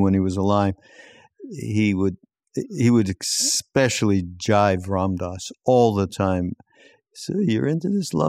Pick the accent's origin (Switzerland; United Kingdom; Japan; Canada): Canada; Quebec; because I'm from Quebec, yep, and that's how the French would say it.